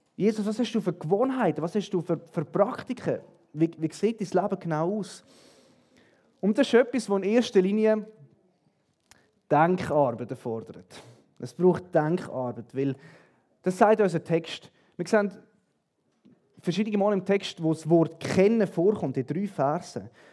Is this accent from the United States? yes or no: no; Switzerland; bei uns in der Schweiz